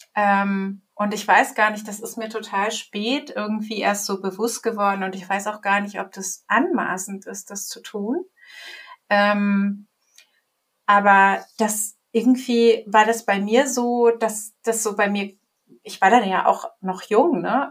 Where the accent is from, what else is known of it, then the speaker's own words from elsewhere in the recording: Germany; ich bin ja hier aufgewachsen und sozialisiert worden